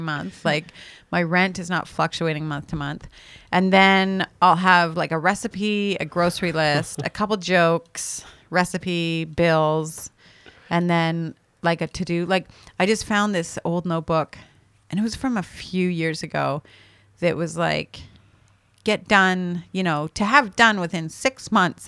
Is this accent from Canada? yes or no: yes; Canada; as a Canadian